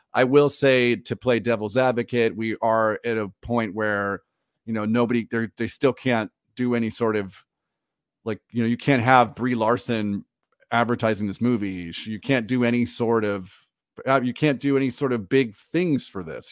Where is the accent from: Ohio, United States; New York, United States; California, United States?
California, United States; Orange County; I grew up in Orange County, California